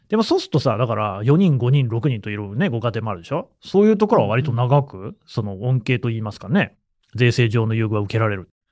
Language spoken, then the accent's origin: Japanese; Nagoya, Aichi, Japan; 僕は名古屋市出身なの